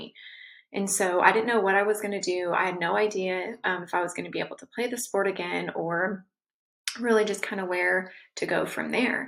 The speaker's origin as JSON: {"language": "English", "region": "Southern California", "country": "United States", "tie": "born or raised there", "said": "I was born and raised in Southern California."}